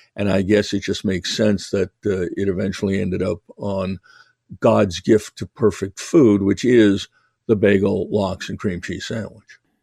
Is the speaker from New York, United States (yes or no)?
yes; New York, United States; moved away; I was originally from New York